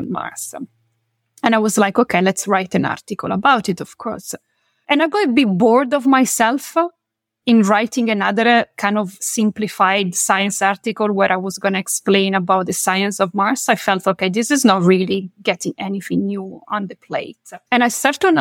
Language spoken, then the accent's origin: English; Milan, Lombardy, Italy; moved away as an adult; Milan is my hometown, is where I come from.